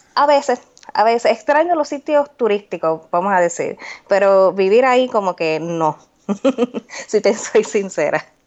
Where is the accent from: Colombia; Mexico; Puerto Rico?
Puerto Rico; moved away as an adult; now in Indiana, United States; Yo soy de Puerto Rico, pero hace más de cinco años Vivo en Indiana, Estados Unidos.